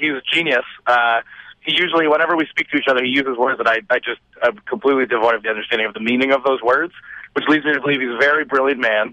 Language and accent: English; Richmond Hill and Brampton, Ontario, Canada; We grew up in Richmond Hill and Brampton, but now one of us lives in Toronto and the others live outside of the city